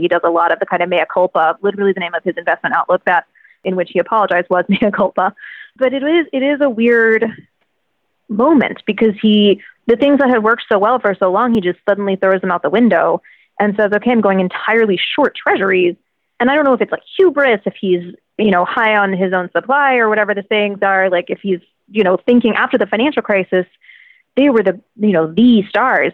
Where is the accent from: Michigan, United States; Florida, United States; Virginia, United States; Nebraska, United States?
Virginia, United States; I'm from Virginia